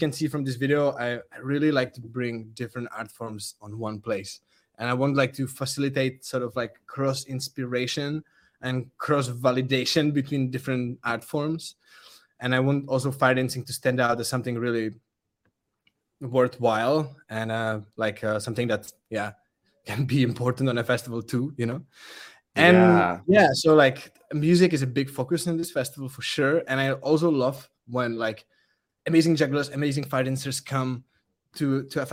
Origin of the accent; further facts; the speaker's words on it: Czechia; English is a second language; I'm from Czech. I speak Czech.